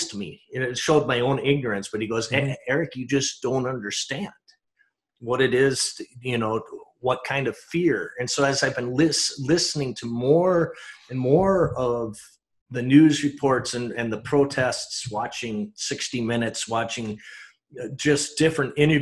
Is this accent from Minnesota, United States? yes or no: yes; St. Louis Park, Minnesota, United States; growing up in St. Louis Park